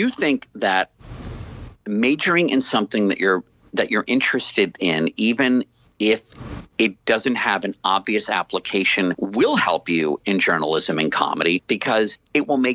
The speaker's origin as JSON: {"language": "English", "town": "Washington", "region": "District of Columbia", "country": "United States", "tie": "born or raised there", "also_born_or_lived": "Plano, Texas", "moved": "as an adult", "said": "I grew up in Washington, D.C., a place rich in history"}